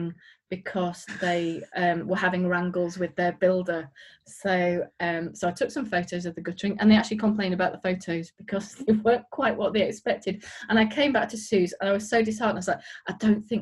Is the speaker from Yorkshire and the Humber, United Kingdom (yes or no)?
yes; Yorkshire and the Humber, United Kingdom; now in West Yorkshire, United Kingdom; I'm from around here. I'm in West Yorkshire. I grew up in North Yorkshire.